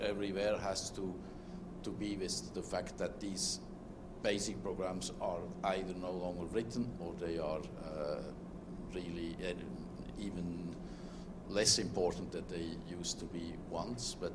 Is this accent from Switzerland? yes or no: yes; Switzerland; I'm from Switzerland